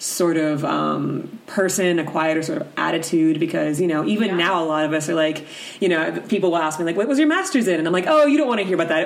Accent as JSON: {"language": "English", "region": "the South", "country": "United States", "moved": "yes", "said": "I'm also from the South"}